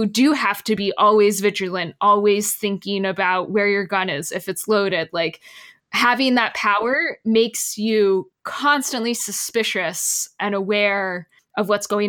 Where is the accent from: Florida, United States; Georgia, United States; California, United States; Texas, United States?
Texas, United States; moved away; I'm originally from Texas